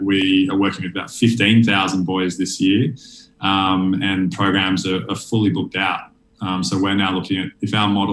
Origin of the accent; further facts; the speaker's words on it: Sydney, New South Wales, Australia; I grew up in Sydney